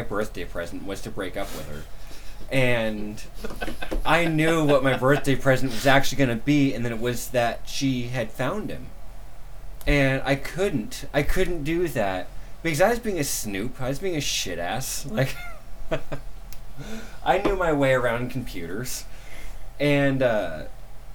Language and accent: English; The Dalles, Oregon, United States; I was born in The Dalles, Oregon.